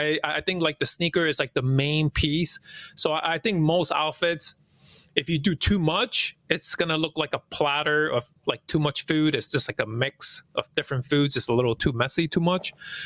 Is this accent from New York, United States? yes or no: yes; New York City, New York, United States; English is a second language; You know, as an immigrant growing up in New York City, you know, I didn't speak the language right away.